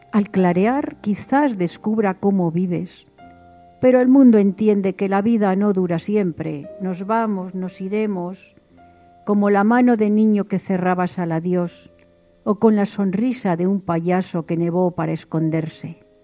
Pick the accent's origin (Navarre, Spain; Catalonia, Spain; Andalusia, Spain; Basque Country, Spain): Basque Country, Spain; Vitoria-Gasteiz; Nací en Vitoria Gasteiz